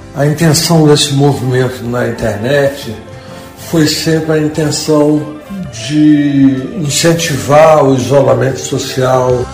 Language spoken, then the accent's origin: Portuguese; Brazil; Eu, como brasileiro, estou mais apreensivo ainda